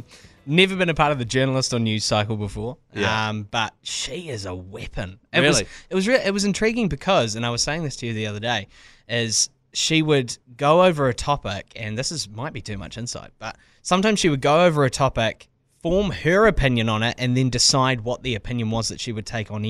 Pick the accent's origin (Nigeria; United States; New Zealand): New Zealand; Lower Hutt, Wellington; moved away as an adult; also born or lived in Christchurch / Palmerston North; I grew up in Lower Hutt, but I often say Wellington because it sounds a lot cooler.